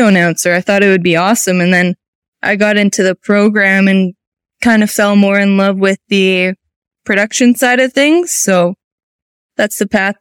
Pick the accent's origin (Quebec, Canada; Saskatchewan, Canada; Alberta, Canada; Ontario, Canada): Alberta, Canada; Athabasca; now in Calgary, Canada; I grew up in the town of Athabasca, which is really northern Alberta, and I've moved to Calgary when I was about 12, and I've lived here ever since